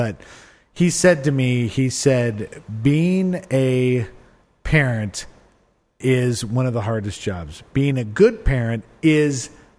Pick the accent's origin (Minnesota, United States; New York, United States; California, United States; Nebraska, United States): Nebraska, United States; Lincoln; I grew up in Lincoln, Nebraska.